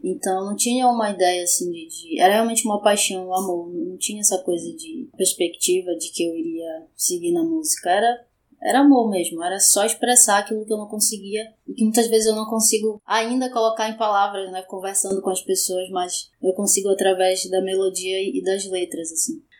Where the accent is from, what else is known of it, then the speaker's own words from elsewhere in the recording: Brazil; Eu sou de Coraci